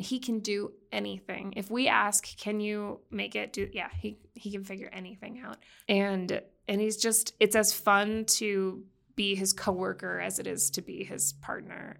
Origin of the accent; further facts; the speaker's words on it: Boston, Massachusetts, United States; moved away; I grew up in Boston